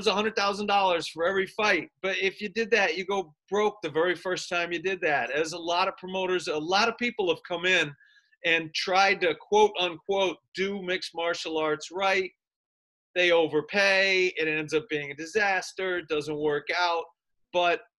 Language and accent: English; United States; I'm an American